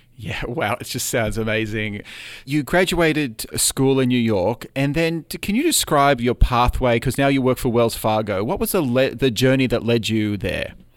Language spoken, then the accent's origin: English; Australia; moved away as an adult; now in United States; I'm an Australian citizen